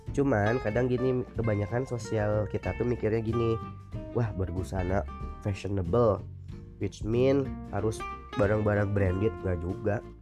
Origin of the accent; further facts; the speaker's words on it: West Java, Indonesia; aku mah orang Sunda jadi ngomongnya rada seperti ini